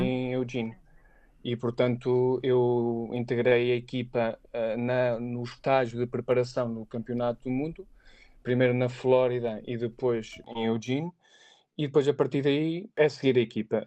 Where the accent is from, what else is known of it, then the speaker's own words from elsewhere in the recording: Aveiro, Centro, Portugal; moved away as an adult; also born or lived in Leiria / Lisbon / Beijing; eu sou de Aveiro, mas nunca, nunca tive, fiz prática profissional em Aveiro. Uh, ou seja, eu saí logo da minha zona lá, familiar eu estudei, eu cresci, estudei, fiz a minha formação académica na, na Universidade de Aveiro